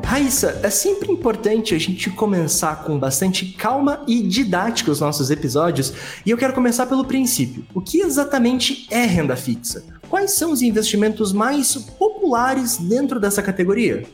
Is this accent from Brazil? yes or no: yes; Brazil; Como brasileiro